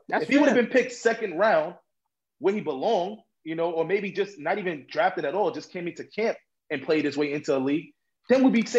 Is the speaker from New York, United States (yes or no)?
yes; New York, United States; because I'm from New York. I grew up in Harlem